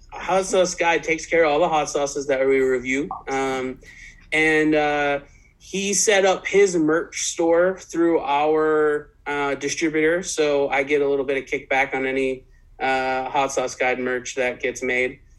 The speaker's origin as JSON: {"language": "English", "region": "East Coast", "country": "United States", "tie": "born or raised there", "also_born_or_lived": "Midwest", "moved": "as an adult", "lives_now": "West Coast, United States", "said": "I grew up, born and raised on the East Coast. I've lived for about six years in the Midwest, and now I'm living on the West Coast"}